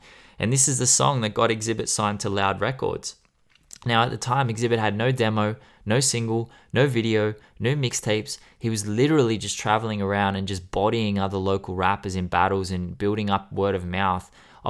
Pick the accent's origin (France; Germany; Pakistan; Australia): Australia; Campbelltown, New South Wales; 10 years ago, you would have been like, that's a Campbelltown boy. That is a fucking Western Sydney drongo.